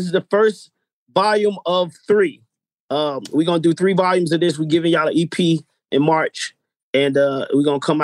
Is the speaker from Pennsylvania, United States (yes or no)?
no; Atlanta, Georgia, United States; we come from Atlanta